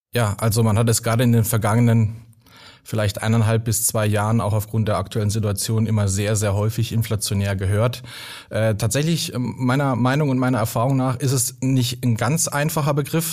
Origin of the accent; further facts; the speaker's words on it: Baden-Württemberg, Germany; da, wo ich herkomme, aus dem schönen äh, Baden